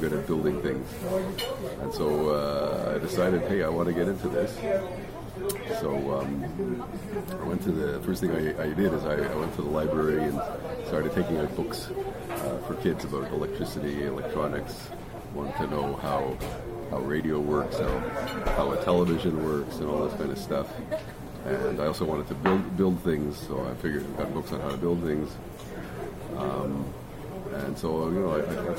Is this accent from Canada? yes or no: yes; Montreal, Quebec, Canada; first language English; Here in Montreal, yeah. I grew up in Montreal.